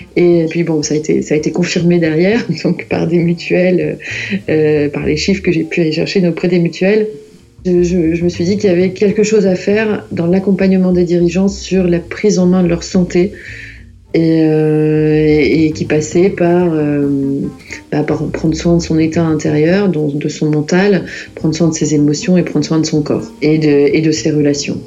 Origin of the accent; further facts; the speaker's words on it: Lille, Hauts-de-France, France; je suis originaire de Lille